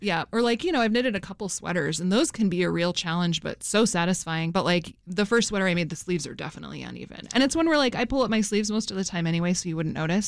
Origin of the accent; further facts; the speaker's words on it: Fairbanks, Alaska, United States; my hometown of Fairbanks, Alaska